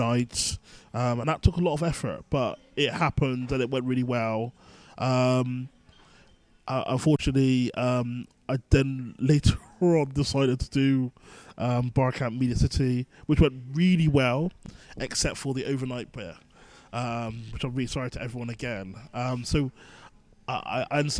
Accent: Bristol, South West England, United Kingdom; also born or lived in London; now in Manchester, United Kingdom; I'm originally from Bristol, and I moved to London, and I moved from London to Manchester.

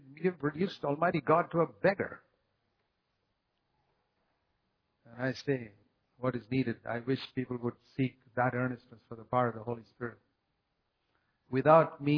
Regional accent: India; I come from India, which is considered a third world country

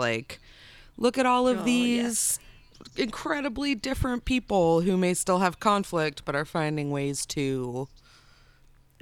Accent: United States; I am coming as an American from the outside into Brexit

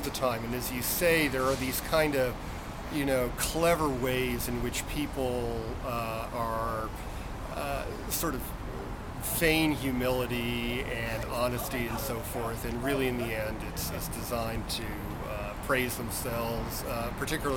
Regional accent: Amherst, Massachusetts, United States; now in Paxton, United States; I grew up in Amherst, which is in the western part of the state

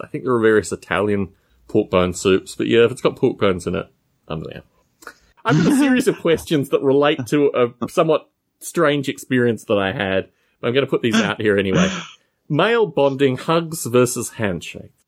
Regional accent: Australia; moved away; I'm from Australia

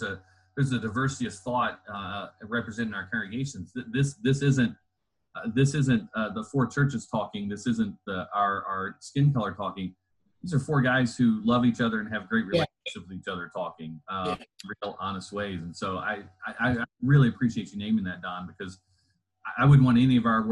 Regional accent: Louisville, Kentucky, United States; also born or lived in Southern Indiana; I grew up in the Louisville area, sort of flitted back and forth between Southern Indiana and Louisville

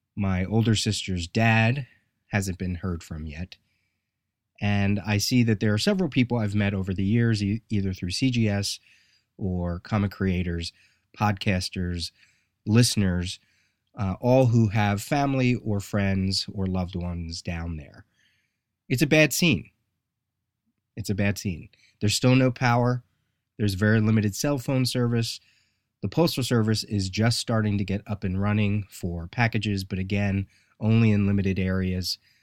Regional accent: United States; I just was fortunate that I was born here

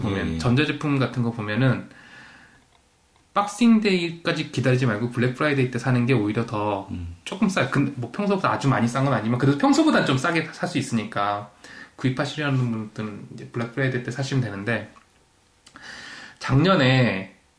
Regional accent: South Korea; also born or lived in Toronto, Canada; now in London, Canada; 한국에서 추석 때 다들 모이면

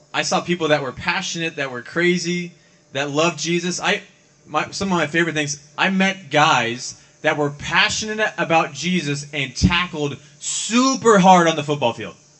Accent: Ohio, United States; moved away; also born or lived in California / Arizona; I grew up mostly in Ohio, but I've lived in California and I've also lived in Arizona

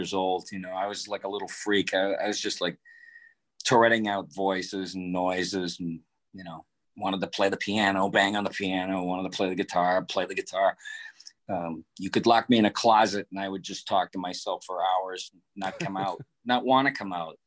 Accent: Detroit, Michigan, United States; moved away; also born or lived in Boston; I grew up in Detroit

